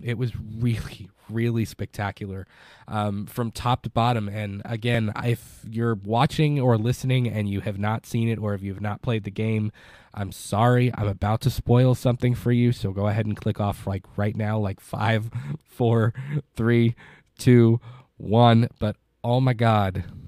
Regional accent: Kentucky, United States; I'm a dude from Kentucky that hosts a movie podcast

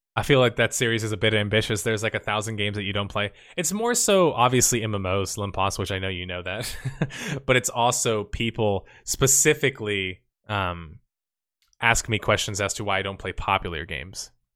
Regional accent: United States; I'm American too

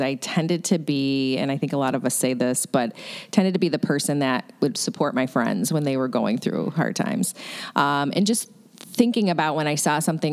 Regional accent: Syracuse, New York, United States; now in Buffalo, United States; my father was actually a local politician where I grew up in Syracuse, New York

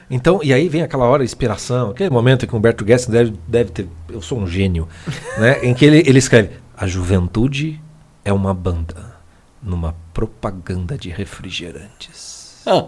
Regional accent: Paraná, Brazil; a gente é paranaense

